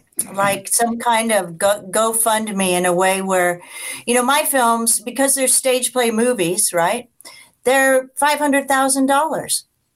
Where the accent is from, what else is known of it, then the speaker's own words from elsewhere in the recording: Arizona, United States; Yeah, it's Arizona. There's something about the if there's something about the intense heat and then the city of New York, I'm from the Wild West. Arizona doesn't even seem to be a part of the United States.